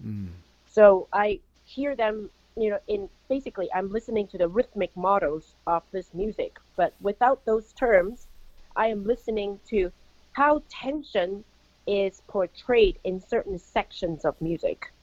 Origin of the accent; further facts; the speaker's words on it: Bloomington, Indiana, United States; right here in my hometown in Bloomington, Indiana.